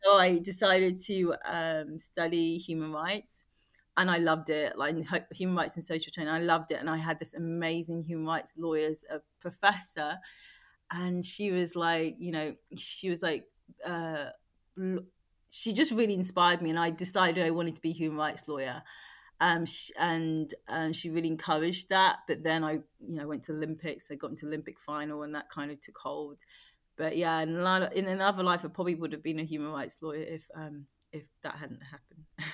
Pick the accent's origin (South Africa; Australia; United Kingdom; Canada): United Kingdom; London; I grew up in London where, you know, it's very multicultural.